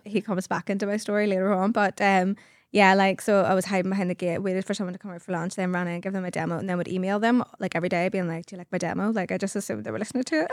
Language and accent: English; Carnmoney, just outside Belfast, Northern Ireland, United Kingdom; I come from Carmine, just outside Belfast. And, um, yeah, it was lovely wee childhood. I loved living in Carmine